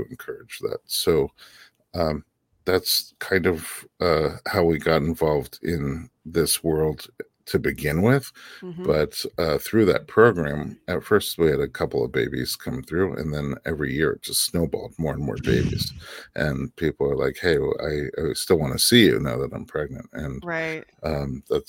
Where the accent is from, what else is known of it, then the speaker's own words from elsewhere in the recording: New York, United States; moved away as an adult; also born or lived in Nebraska; now in Los Angeles, United States; we're from New York